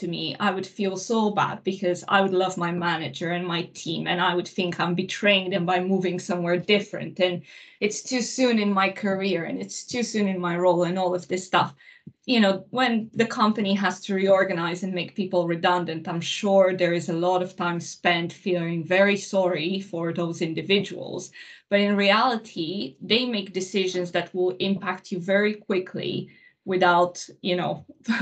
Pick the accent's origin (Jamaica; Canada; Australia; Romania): Romania; Transylvania; moved away; I grew up in Romania, in Transylvania.